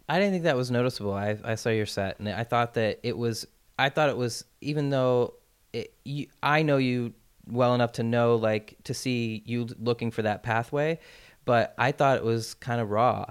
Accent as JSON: {"language": "English", "town": "Portland", "region": "Maine", "country": "United States", "tie": "born or raised there", "moved": "yes", "said": "I produced my comedy special in my hometown back in Portland, Maine"}